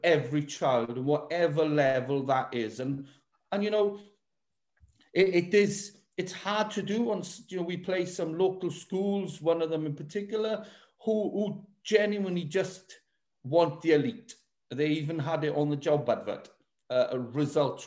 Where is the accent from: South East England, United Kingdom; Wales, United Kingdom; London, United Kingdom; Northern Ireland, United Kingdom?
Wales, United Kingdom; Welsh; I am Welsh